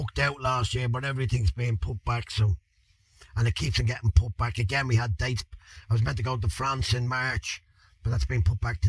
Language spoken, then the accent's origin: English; Dublin, Leinster, Ireland; I'm Irish. I'm Irish. I was raised basically in Crumlin, but I think I was born out in the Coombe, up there in Cork Street, and we brought up, we moved around a little bit, I think Liberties and all that, so inner city